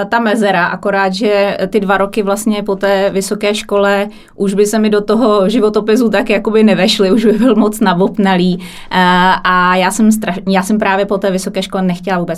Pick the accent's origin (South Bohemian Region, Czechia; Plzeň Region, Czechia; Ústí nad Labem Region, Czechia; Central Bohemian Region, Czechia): Central Bohemian Region, Czechia; Kralupy nad Vltavou; já jsem z Kralup, Kralupy nad Vltavou, mm-hmm. to mhm. mě, m, menší město. Na severu je tam rafinérie, to je asi nejznámější průmyslové město.